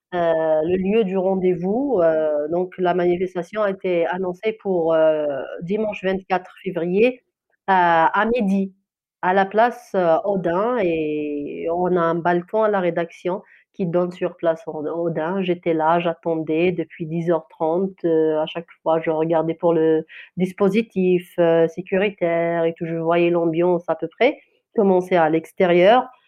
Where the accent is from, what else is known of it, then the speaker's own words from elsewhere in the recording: Kabylie, Algeria; first language Kabyle; French is a second language; ma langue maternelle, c'est amazir, c'est de kabyle, algérien